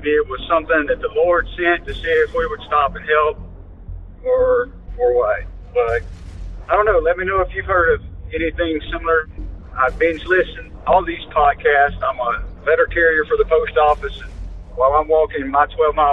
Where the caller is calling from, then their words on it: Pennsylvania, United States; I'm calling from Pennsylvania.